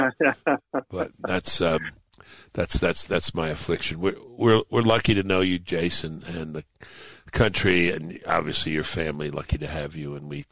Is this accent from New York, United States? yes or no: yes; New York City, New York, United States; where I grew up in Brooklyn